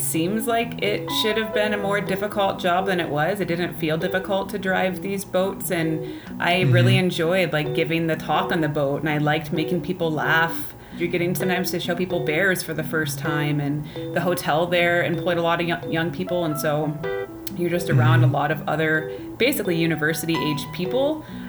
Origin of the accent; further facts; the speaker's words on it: Ohio, United States; accent: Ohio; now in Canada; Like my Ohio accent kind of became a Canadian accent. Although in Canada for a long time, they still thought I talked like an American.